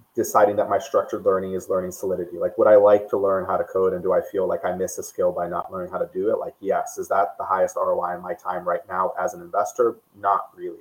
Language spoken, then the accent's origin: English; Brazil; moved away as an adult; also born or lived in United States; I, I grew up in Brazil. Um, I moved to the U.S. for college.